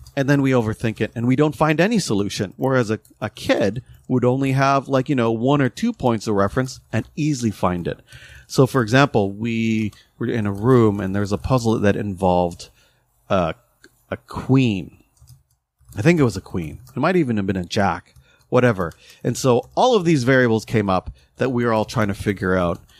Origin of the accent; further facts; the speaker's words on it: Canada; we're still Canadian